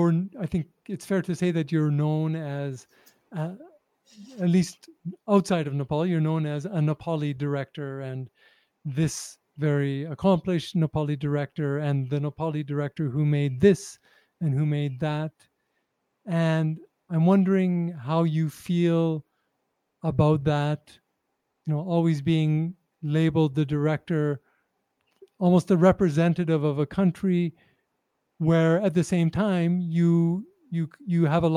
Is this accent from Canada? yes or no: yes; Canada; if someone asked me about being a Canadian journalist, I would probably have a similar answer. Right. You can be critical about your country, but you still are of that country, and it's your home.